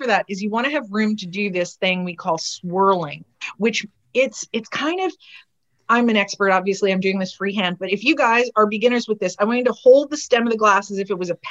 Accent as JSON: {"language": "English", "country": "Canada", "said": "we come from Canada. We're hardy folks."}